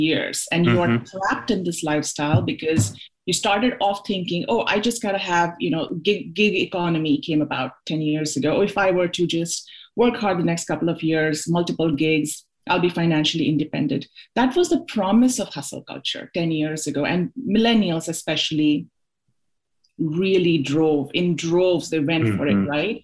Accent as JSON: {"language": "English", "town": "Mumbai", "region": "Maharashtra", "country": "India", "tie": "born or raised there", "moved": "as an adult", "said": "I'm originally from Mumbai."}